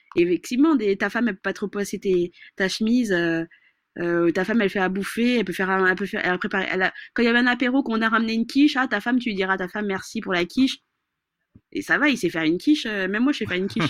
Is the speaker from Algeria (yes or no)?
no; Madagascar; je suis malgache